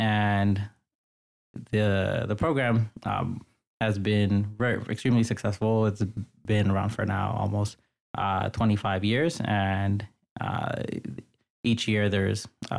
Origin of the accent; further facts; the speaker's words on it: New York City, New York, United States; So I grew up in New York City, mostly in the Bronx and in Queens. And I grew up in a predominantly immigrant household. My family immigrated here from the Dominican Republic in the 1980s.